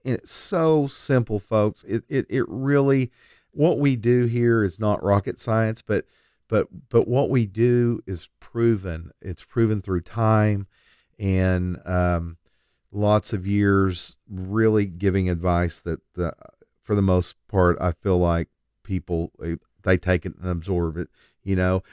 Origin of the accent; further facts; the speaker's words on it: Lindsay, Oklahoma, United States; now in Oklahoma City, United States; I grew up in Lindsay, Oklahoma, but for the last fourteen years, I've lived in South Oklahoma City